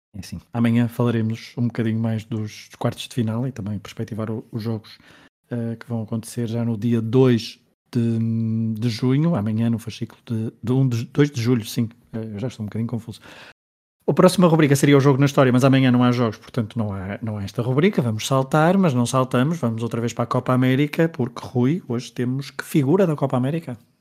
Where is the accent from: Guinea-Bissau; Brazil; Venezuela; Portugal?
Portugal; Como somos portugueses